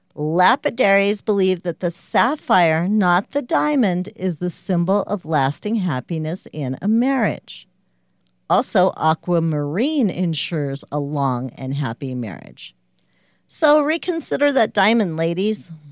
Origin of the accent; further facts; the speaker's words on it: United States; I'm American